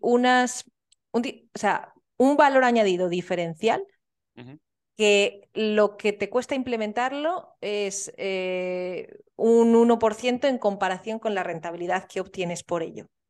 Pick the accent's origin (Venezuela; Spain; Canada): Spain; Soria, Castile and León; moved away; soy de Soria y es la ciudad más pequeña de España